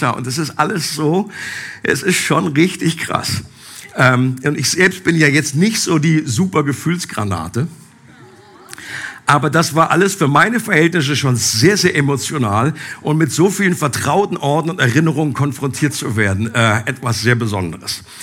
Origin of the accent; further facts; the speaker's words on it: Einbeck, Lower Saxony, Germany; haben dabei meine alte Heimat Einbeck besucht.